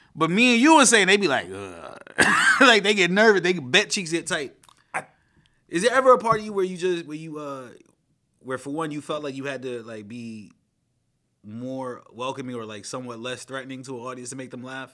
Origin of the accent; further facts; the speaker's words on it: New York City, New York, United States; I grew up in Flatbush